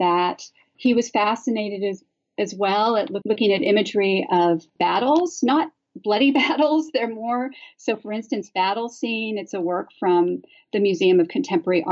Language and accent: English; Santa Barbara, California, United States; moved away; I'm originally from the West Coast, and I grew up in a place called Santa Barbara